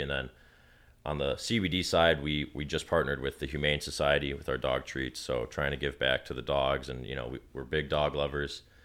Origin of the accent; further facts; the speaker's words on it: Detroit, Michigan, United States; I'm from Detroit